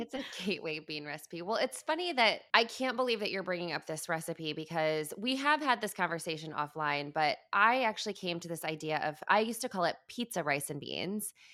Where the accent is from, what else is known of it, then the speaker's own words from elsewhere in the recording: Midwest, United States; moved away as an adult; I grew up in the Midwest